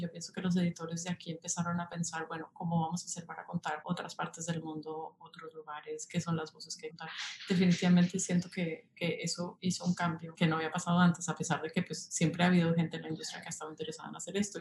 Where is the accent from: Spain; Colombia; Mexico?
Colombia; moved away as an adult; also born or lived in Paris, France; now in New York, United States; soy colombiana, pero fui a la universidad en, en París